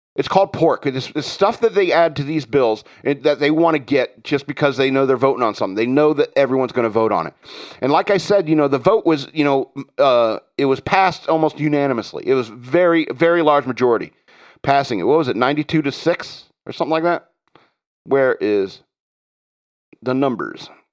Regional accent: United States; as an American

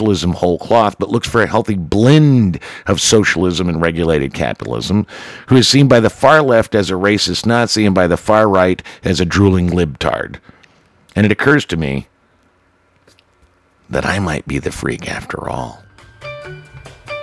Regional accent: the South, United States; I'm Irish and born in the South

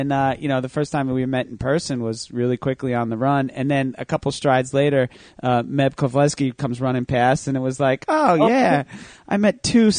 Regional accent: Manasquan, New Jersey, United States; now in Brick, New Jersey, United States; I'm from Jersey Shore, Manasquan, New Jersey, born and raised. Monmouth County.

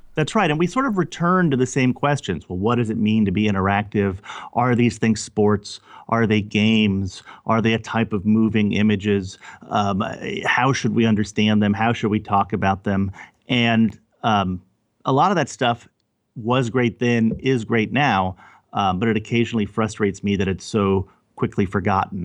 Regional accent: Overland Park, Kansas, United States; also born or lived in Louisiana / El Paso, Texas; we moved to Kansas City, over, to Overland Park, Kansas, to the suburbs of Kansas City, which is where I grew up, in the middle of the United States

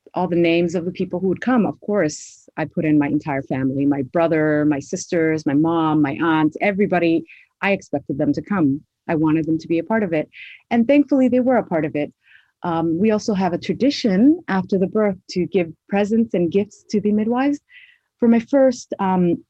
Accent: Toronto, Ontario, Canada; I am a Somali born and raised in Toronto, Canada

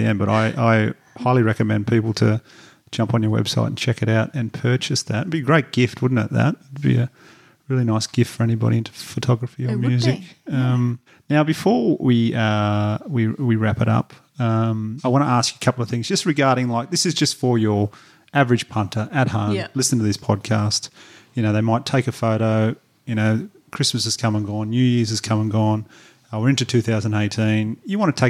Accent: Batemans Bay, New South Wales, Australia; my hometown in Batemans Bay, New South Wales, you could do a great one there.

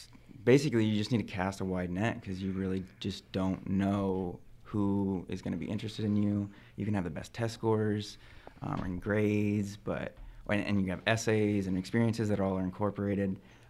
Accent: Porterville, California, United States; moved away; I'm from Porterville, California. If no one's ever heard of it, it's between Fresno and Bakersfield.

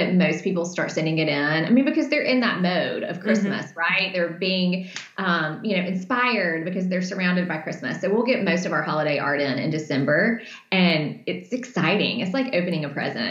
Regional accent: Deep South, United States; my hometown, which is 10,000 people full. It's a very small place, very small community in the Deep South.

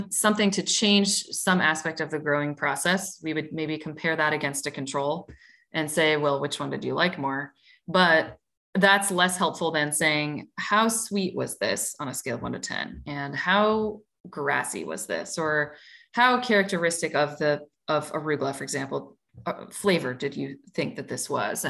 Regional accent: Midwest, United States; I'm from the Midwest

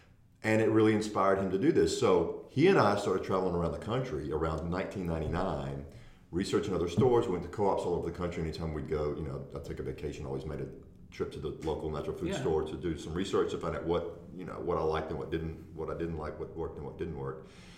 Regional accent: McComb, Mississippi, United States; moved away as an adult; also born or lived in Nashville, Tennessee; now in Jackson, United States; I hail from Mississippi, southern Mississippi, Macomb, Mississippi, which is about an hour and 15 minutes from New Orleans. That's where I grew up, but then I spent the majority or all of my adult life, I've been in Nashville for about almost 30 years, 28 years there.

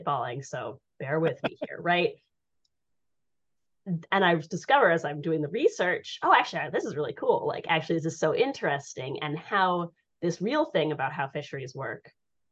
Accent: Colorado, United States; I grew up in Colorado.

